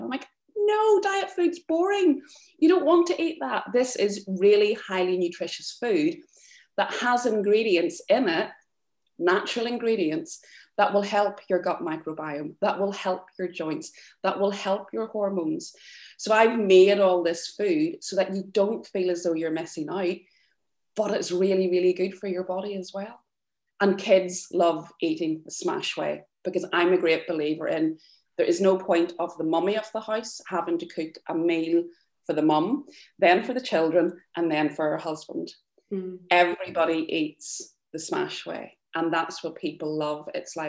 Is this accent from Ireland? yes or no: yes; Ireland; We're from Ireland, it's there, like, that's the way that we're brought up.